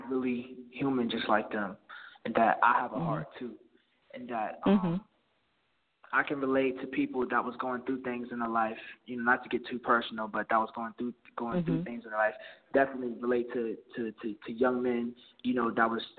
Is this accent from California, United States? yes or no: yes; Los Angeles, California, United States; I was born in the Valley